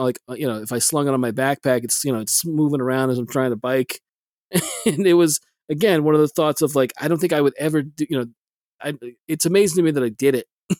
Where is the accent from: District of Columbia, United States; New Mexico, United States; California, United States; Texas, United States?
Texas, United States; South; in my hometown, South Texas